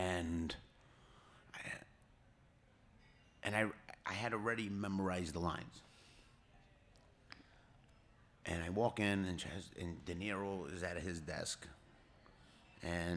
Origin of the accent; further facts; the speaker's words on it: New York City, New York, United States; I was born and raised on Arthur Avenue in the Bronx.